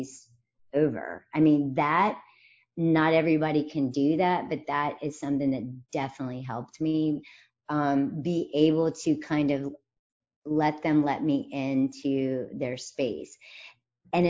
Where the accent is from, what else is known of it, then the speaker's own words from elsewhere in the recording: rural North Carolina, United States; moved away as an adult; also born or lived in New York City / London / San Francisco / Connecticut; I am from literally like rural North Carolina. My family has been in that spot for 200 years